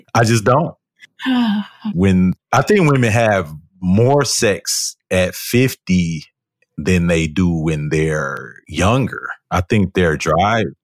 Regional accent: Detroit, Michigan, United States; I am from Detroit

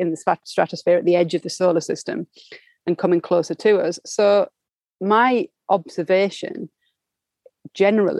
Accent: United Kingdom; we in the UK

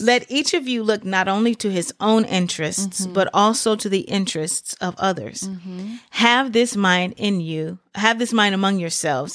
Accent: Memphis, Tennessee, United States; I grew up in Memphis, Tennessee.

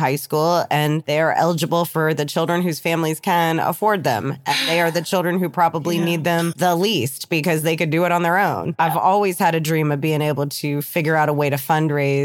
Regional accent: United States; Americans are so young. We're the babies

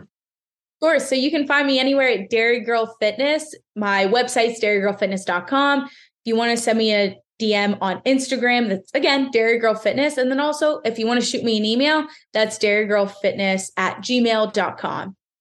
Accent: Pennsylvania, United States; I'm from Pennsylvania

